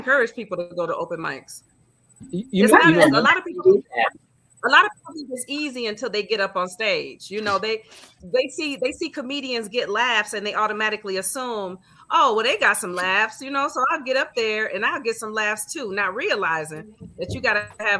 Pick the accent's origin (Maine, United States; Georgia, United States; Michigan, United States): Michigan, United States; Grand Rapids; I'm from a town called Grand Rapids, which is like two hours out of Detroit